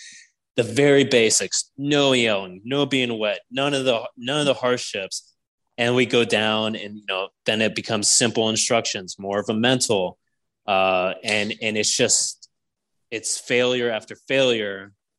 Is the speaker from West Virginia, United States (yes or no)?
yes; West Virginia, United States; Oh, I'm from West Virginia too.